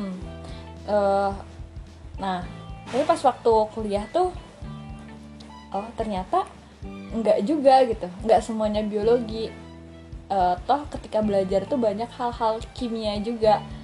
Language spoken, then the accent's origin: Indonesian; Garut, West Java, Indonesia; aku kan asal Garut di SMA 1 Garut